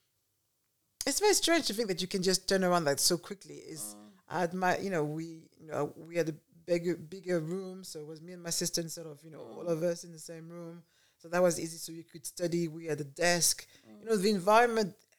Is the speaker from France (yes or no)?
yes; Paris, Île-de-France, France; now in United Kingdom; I was born in Paris